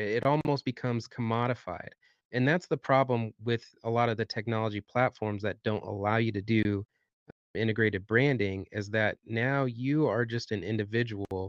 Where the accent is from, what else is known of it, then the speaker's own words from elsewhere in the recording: Southwest Michigan, United States; moved away as an adult; now in Bloomington, United States; I grew up in Southwest Michigan.